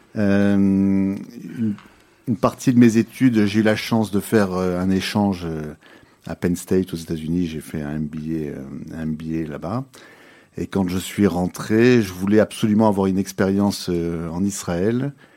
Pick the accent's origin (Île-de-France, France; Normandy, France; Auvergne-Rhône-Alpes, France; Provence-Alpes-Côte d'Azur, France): Provence-Alpes-Côte d'Azur, France; Nice; moved away as an adult; now in Belgium; Je suis d'origine française. Je suis né à Nice il y a 49 ans